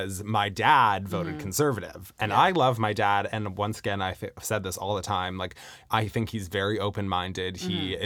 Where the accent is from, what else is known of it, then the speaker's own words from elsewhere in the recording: Canada; also born or lived in British Columbia; as a Canadian